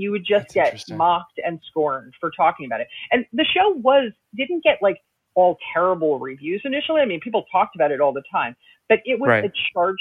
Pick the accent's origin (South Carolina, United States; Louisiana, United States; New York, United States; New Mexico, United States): New York, United States; New York City; as a New Yorker